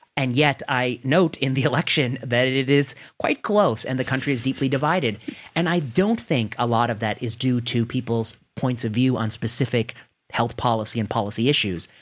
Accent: Indiana, United States; also born or lived in Ohio; I grew up in the Midwest. I grew up in Indiana. Uh, I grew up in, I was born in Ohio.

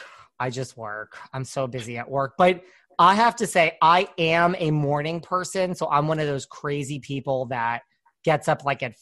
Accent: United States; also born or lived in Connecticut / New York; Connecticut. Like I grew up between Connecticut and New York.

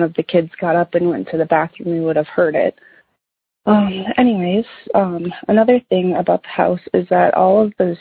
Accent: Minnesota, United States; the house that I grew up in. So my parents bought our house that we grew up in Minnesota here in the early 90s

